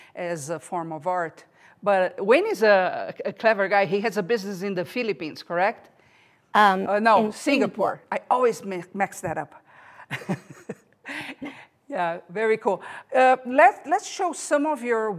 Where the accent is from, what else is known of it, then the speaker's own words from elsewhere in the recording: Brazil; moved away; I'm from Brazil